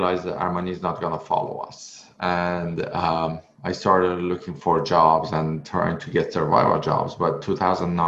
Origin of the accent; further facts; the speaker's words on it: Iran; English is a second language; moved away as an adult; now in North America; back then I was in Iran. I couldn't speak English